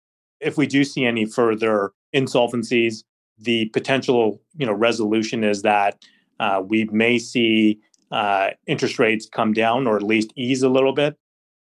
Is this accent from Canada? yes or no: yes; Canada; So, you know, as a Canadian investor, when you look at the US dollar, you haven't really seen the weakness just because the Canadian dollar has been just as weak.